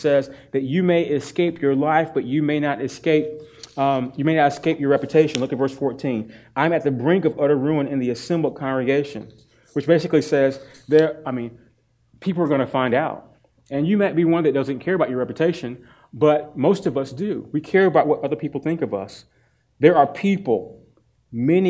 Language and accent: English; Durham, North Carolina, United States; I grew up in Durham, North Carolina, Smoking Central, Leggett and Myers